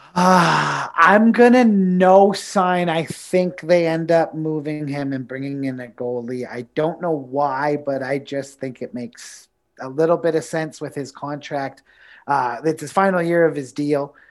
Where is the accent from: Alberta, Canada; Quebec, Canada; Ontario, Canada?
Ontario, Canada; Niagara; Growing up in Niagara